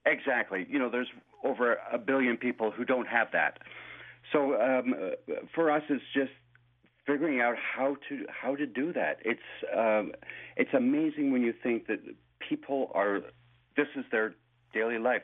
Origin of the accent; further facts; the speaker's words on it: Scotland, United Kingdom; now in Toronto, Canada; I'm also Scottish